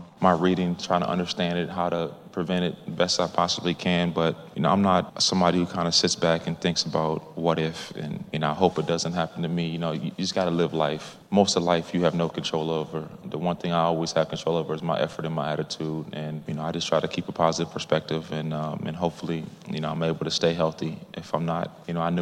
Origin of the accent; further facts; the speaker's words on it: Minnesota, United States; now in Arizona, United States; I'm from Minnesota. I live in Arizona now.